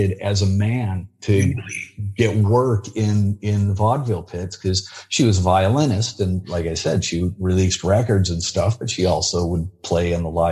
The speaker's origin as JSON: {"language": "English", "region": "California", "country": "United States", "said": "a good old boy from California"}